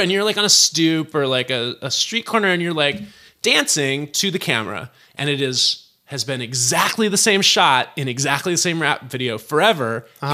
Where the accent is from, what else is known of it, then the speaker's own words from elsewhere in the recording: Berkeley, California, United States; also born or lived in San Francisco / Oakland / Albany, California; By the time I started kindergarten, I was in Berkeley, um, and I went to school there until I graduated Berkeley High.